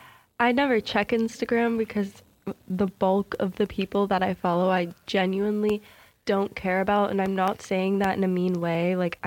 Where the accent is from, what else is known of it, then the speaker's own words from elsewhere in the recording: Maine, United States; I'm from Maine, so, like, this kid goes to Portland, which is, like